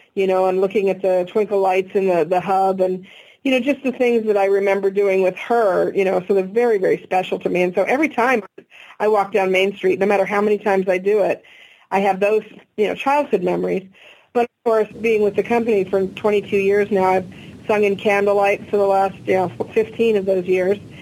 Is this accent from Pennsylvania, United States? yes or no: no; Glendale, California, United States; I was born in Glendale and raised nearby